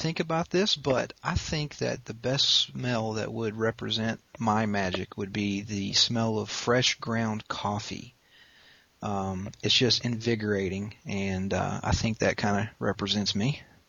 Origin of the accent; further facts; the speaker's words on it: West Virginia, United States; I'm 29 years old, and I'm from West Virginia.